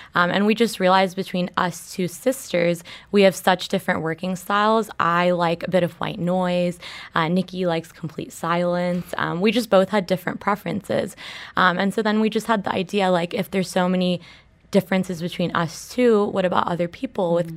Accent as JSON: {"language": "English", "region": "Dubai", "country": "United Arab Emirates", "tie": "born or raised there", "said": "we grew up in Dubai, you really do grow up with the city"}